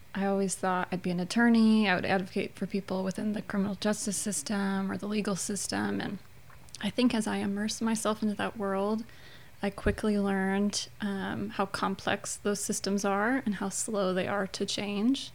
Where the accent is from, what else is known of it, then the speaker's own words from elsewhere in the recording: Chicago, Illinois, United States; moved away as an adult; now in Louisiana, United States; I'm uh, born and raised in Chicagoland